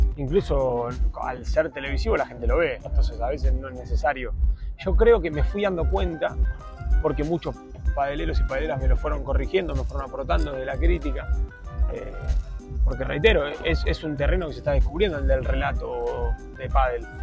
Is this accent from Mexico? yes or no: no; Argentina; siendo argentino